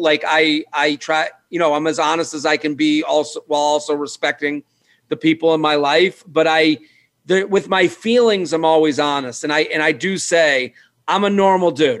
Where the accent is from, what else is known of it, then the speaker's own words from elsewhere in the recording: Needham, Massachusetts, United States; now in New York City, United States; I'm from Needham, and Needham's like a you know it's like a suburban town